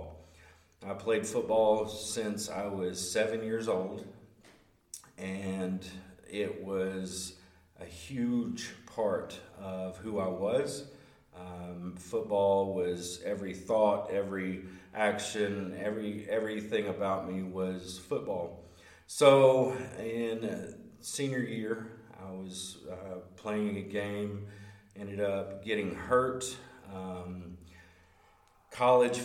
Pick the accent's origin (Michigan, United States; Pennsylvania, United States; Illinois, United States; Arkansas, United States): Arkansas, United States; Hope; I'm from Hope, Arkansas, originally from Hope, and moved all over the place, quite literally within the state.